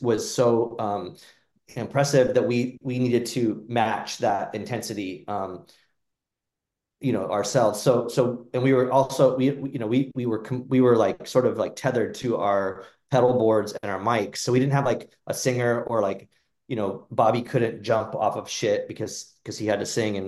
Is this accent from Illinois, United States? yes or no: no; Phoenix, Arizona, United States; I grew up in Phoenix